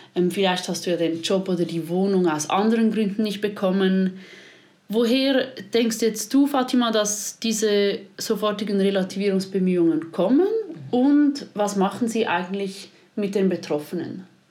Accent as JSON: {"language": "German", "country": "Switzerland", "said": "bei uns in der Schweiz"}